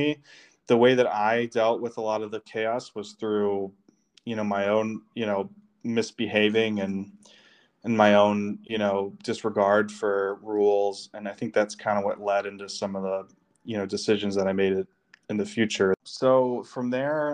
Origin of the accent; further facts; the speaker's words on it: Detroit, Michigan, United States; I was born and raised in the Detroit area